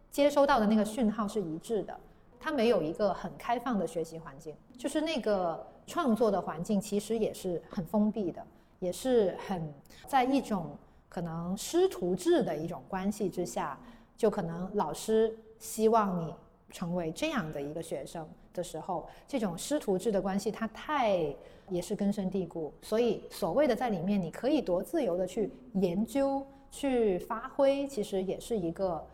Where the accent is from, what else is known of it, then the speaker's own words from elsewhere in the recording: Guangzhou, Guangdong, China; 我是广州人，然后我家也在广州